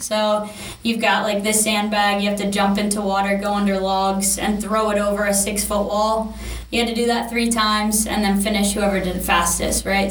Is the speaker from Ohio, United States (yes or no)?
no; Maryland, United States; moved away as an adult; now in California, United States; I'm from Maryland, grew up there. Um, moved out to California in this July 2021.